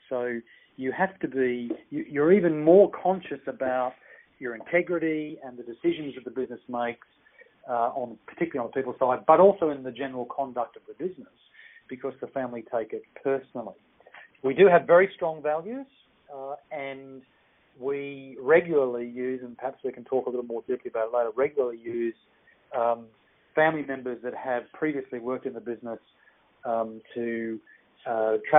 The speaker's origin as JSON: {"language": "English", "country": "Australia", "also_born_or_lived": "Sydney, Australia / Kenya / United Kingdom / Netherlands", "moved": "as an adult", "lives_now": "Hong Kong", "said": "my home country in Australia"}